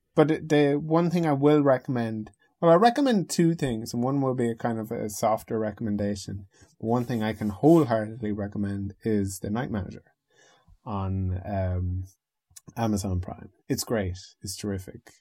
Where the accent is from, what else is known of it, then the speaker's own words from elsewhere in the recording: the Northwest of Ireland, Ireland; also born or lived in United Kingdom; I'm from the Northwest, is like, is that, and it, they, they say it's like Southern Ireland